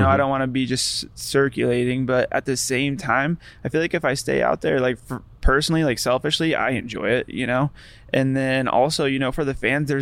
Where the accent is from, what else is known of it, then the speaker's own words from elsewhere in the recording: New Mexico, United States; moved away; also born or lived in Florida / Laguna, California; I was born in New Mexico. And then like my parents never left